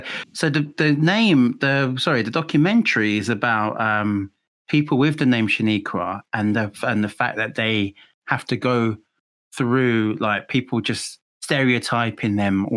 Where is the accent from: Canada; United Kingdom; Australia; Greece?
United Kingdom; England; also born or lived in Mexico; I had a Spanish name and I was from England